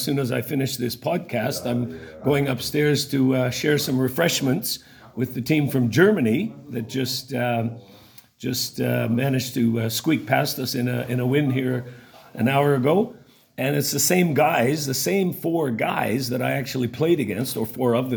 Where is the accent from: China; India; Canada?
Canada; south of Winnipeg, Manitoba; moved away as an adult; now in New Zealand; I grew up south of Winnipeg